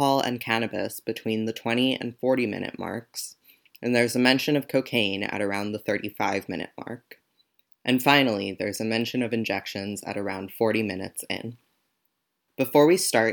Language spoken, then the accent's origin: English; Miami, Florida, United States; also born or lived in Venezuela; I was born in Venezuela, and I grew up in Miami